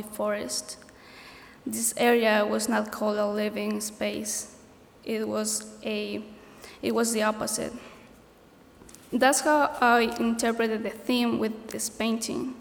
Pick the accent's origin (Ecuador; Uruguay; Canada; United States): Ecuador; moved away; I'm from Ecuador